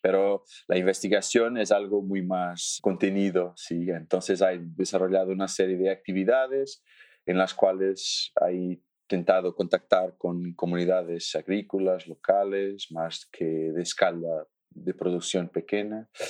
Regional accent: Alentejo, Portugal; Spanish is a second language; soy portugués del sur de Portugal. Portugal no es, no es muy grande, pero soy del sur, que es no grande, pero diferente, sí, del norte para el sur. Soy del sur, de Alentejo

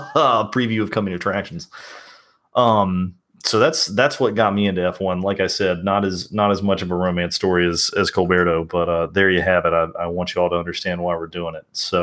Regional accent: the South, United States; accent: Southern; as you may be able to tell by my accent, I'm from the South

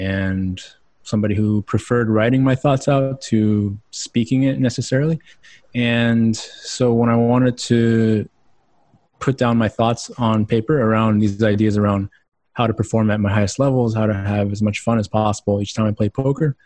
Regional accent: Houston, Texas, United States; moved away as an adult; also born or lived in Austin, Texas; now in Boulder, United States; Houston, Texas, born and raised.

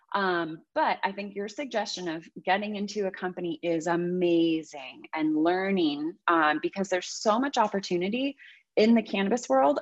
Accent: the Bay Area, California, United States; also born or lived in Santa Barbara; I'm from the Bay Area

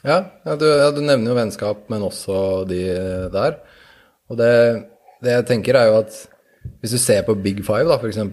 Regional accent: Norway; vi som nordmenn

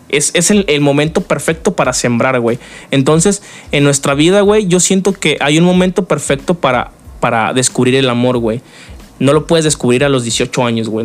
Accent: Mexico; como mexicanos

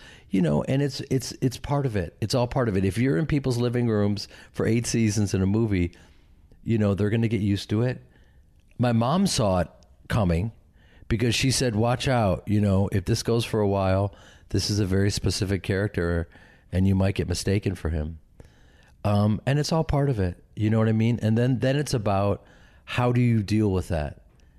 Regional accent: Midwest, United States; I'm from the Midwest. I'm from this acting family and an acting community where we support each other and love each other and we're there for each other.

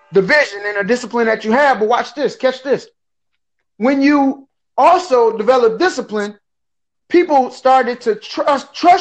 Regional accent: Detroit, Michigan, United States; now in Port Huron, United States; I'm born and raised from Detroit, but I live in a little city called Port Huron, Michigan

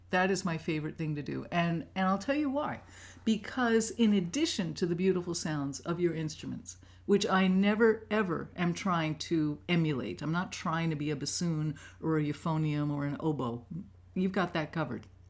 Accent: New York City, New York, United States; moved away; I grew up in New York City, in Manhattan

